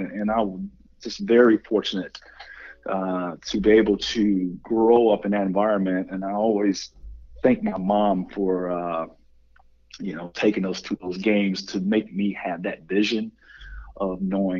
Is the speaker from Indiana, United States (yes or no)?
yes; Anderson, Indiana, United States; Yes, I was born and raised in Anderson.